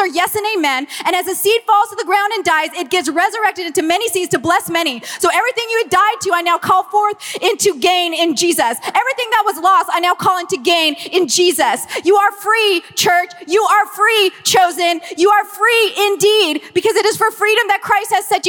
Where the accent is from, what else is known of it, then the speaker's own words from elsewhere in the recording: Los Angeles, California, United States; accent: Valley Girl; I'm from Los Angeles, born and raised